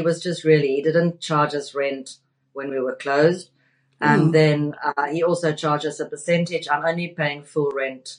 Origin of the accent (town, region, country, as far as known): South Africa; accent: South African; now in London, United Kingdom